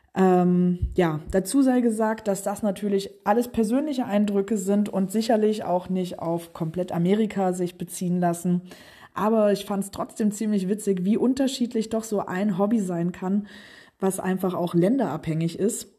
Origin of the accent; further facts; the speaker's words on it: Germany; bei uns in Deutschland